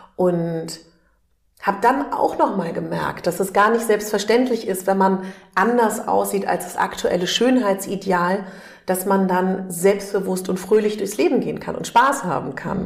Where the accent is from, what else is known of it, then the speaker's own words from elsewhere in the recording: Berlin, Germany; ich komme aus Berlin